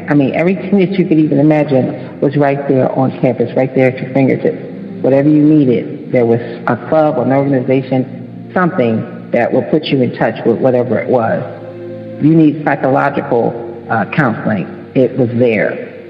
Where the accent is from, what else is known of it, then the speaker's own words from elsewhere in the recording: Chicago, Illinois, United States; I'm in the Detroit club because my dad lives in Detroit, but I'm from Chicago, so I'm in that club too.